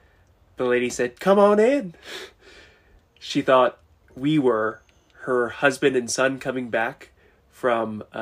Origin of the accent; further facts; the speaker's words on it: Washington, District of Columbia, United States; moved away as an adult; now in Grand Junction, Colorado, United States; I grew up in D.C.